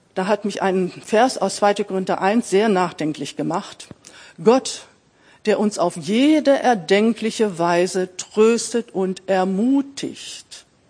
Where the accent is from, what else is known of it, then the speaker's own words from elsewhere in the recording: Braunschweig, Lower Saxony, Germany; Ich bin in Braunschweig geboren